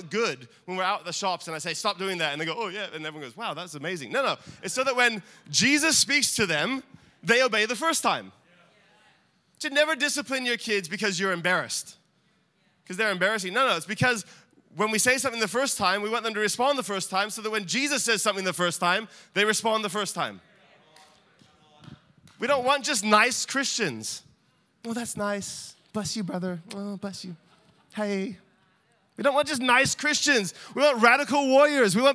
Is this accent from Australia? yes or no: yes; Australia; now in United States; I'm not American. I might sound it, and we joke about my accent. I'm Australian.